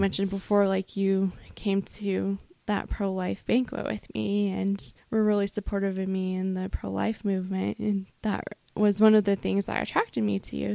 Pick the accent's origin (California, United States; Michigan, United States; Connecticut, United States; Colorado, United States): Colorado, United States; I grew up in Colorado